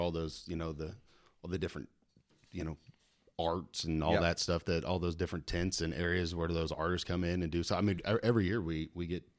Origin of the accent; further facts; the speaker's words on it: Colorado, United States; moved away as an adult; now in Salina, United States; I was born and raised in Colorado.